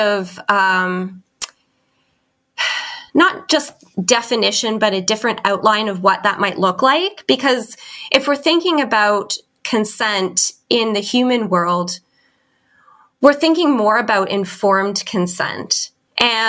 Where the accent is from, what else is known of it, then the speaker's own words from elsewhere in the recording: Canada; moved away as an adult; now in Christchurch, New Zealand; I am a Canadian living in New Zealand